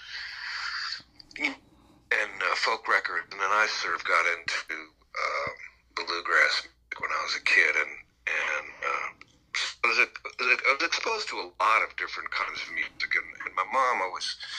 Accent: Mount Vernon, New York, United States; moved away; I grew up in New York, just outside of the city, in Mount Vernon

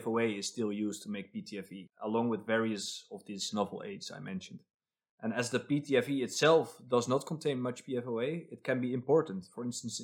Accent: Amsterdam, North Holland, Netherlands; now in Stockholm, Sweden; I come from Amsterdam

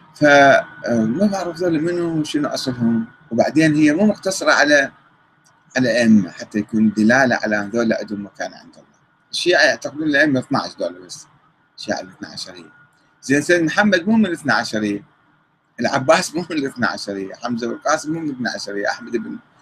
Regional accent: Iraq; عندنا بالعراق

